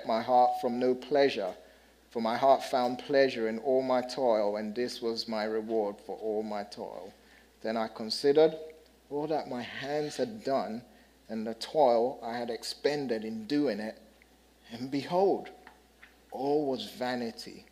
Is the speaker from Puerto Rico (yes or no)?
no; United Kingdom; moved away; I'm the British guy